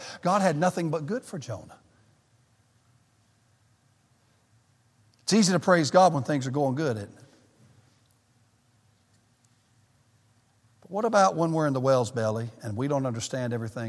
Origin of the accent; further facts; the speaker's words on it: the South, United States; moved away as an adult; now in Michigan, United States; me and my family are Southerners. We've never lived in the North